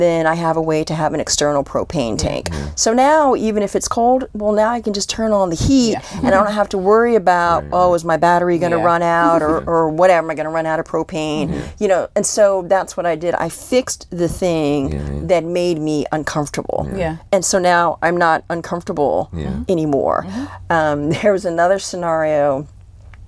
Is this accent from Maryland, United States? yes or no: yes; Columbia, Maryland, United States; moved away as an adult; also born or lived in Washington, District of Columbia, United States; I grew up in Columbia, Maryland